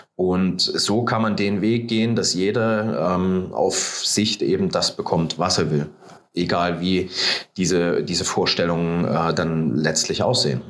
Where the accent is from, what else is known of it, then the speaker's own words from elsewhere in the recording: Leipzig, Saxony, Germany; moved away as an adult; also born or lived in Hanover; now in Nuremberg, Germany; Also ich komme gebürtig aus Leipzig, äh, bin dann mit dem 18. Lebensjahr nach Hannover gezogen und dann äh, so Anfang 20 die Richtung äh, nach Nürnberg